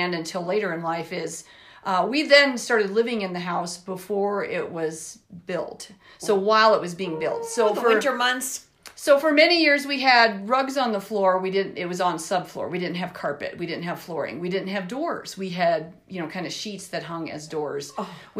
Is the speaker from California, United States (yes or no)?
no; Elizabeth, Colorado, United States; We grew up in Elizabeth, Colorado